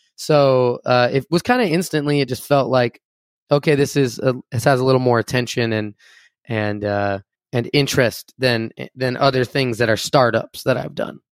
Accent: Enumclaw, Washington, United States; moved away as an adult; also born or lived in Tacoma, Washington / Seattle, Washington; now in Los Angeles, United States; I'm from a small town called Enum Claw, Washington

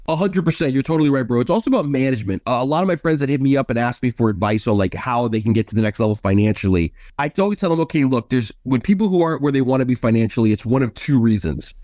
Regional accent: New York City, New York, United States; now in Los Angeles, United States; my friends that I had growing up in New York

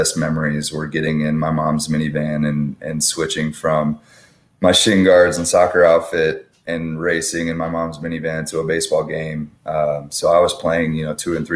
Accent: Fairfax, Virginia, United States; moved away; Born and raised in Fairfax.

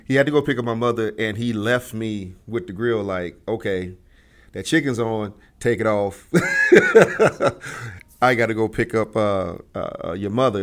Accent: Chicago, Illinois, United States; living in Chicago, growing up in Chicago

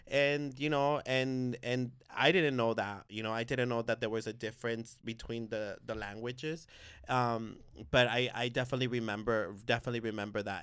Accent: Bay Area, California, United States; born or raised there; also born or lived in Guerrero, Mexico

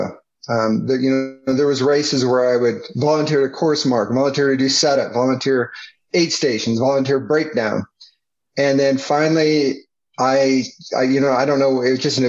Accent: Prescott, Arizona, United States; also born or lived in Phoenix, Arizona / Southern California; I grew up in Prescott, and so I was born in Phoenix. We moved up to Prescott when I was very young

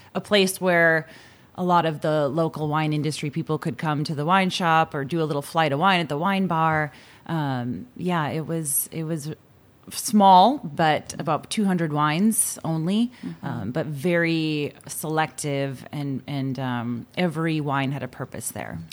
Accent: Boston, Massachusetts, United States; we lived in Dorchester, which has some nice little neighborhoods

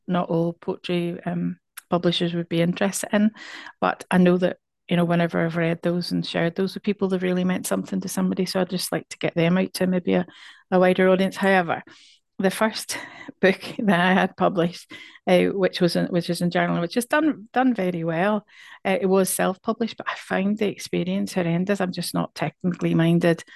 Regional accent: Northern Ireland, United Kingdom; now in Scotland; our experience of both of us, um, growing up in Northern Ireland

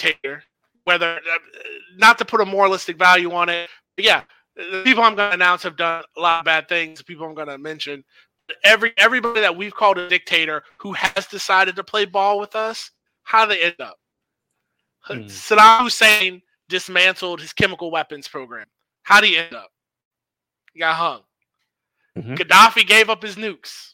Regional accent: United States; I as an American

